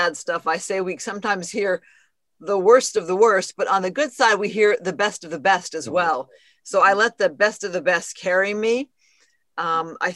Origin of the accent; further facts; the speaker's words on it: outskirts of Phoenix, Arizona, United States; moved away as an adult; now in Los Angeles, United States; I grew up in Arizona, kind of on the outskirts of Phoenix